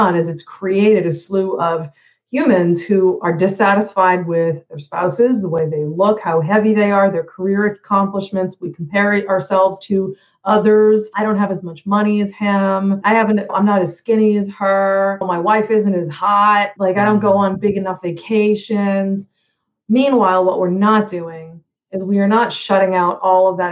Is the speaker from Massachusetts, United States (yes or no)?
yes; Boston, Massachusetts, United States; moved away as an adult; also born or lived in Hawaii; now in Jacksonville, United States; I'm originally from the Boston area, like yourself.